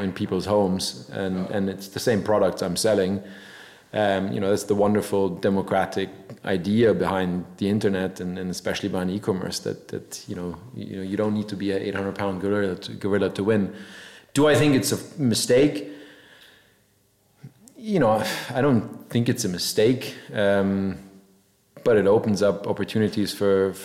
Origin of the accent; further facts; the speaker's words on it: Munich, Bavaria, Germany; moved away; also born or lived in Scarsdale, New York, United States; I grew up in Munich for a long time